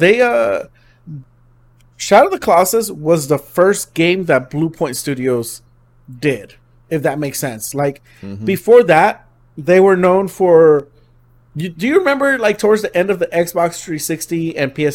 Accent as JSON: {"language": "English", "town": "Linwood", "country": "United States", "tie": "born or raised there", "moved": "yes", "said": "the neighbor that I grew up with in Linwood"}